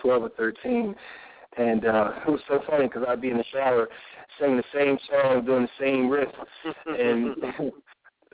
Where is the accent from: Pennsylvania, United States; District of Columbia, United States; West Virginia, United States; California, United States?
Pennsylvania, United States; Philadelphia; growing up in Philly